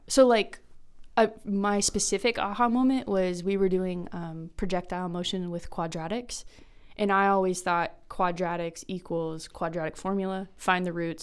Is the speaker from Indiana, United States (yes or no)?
no; Kansas, United States; moved away as an adult; also born or lived in Myrtle Beach, South Carolina; I'm from Kansas, taught for a year in Kansas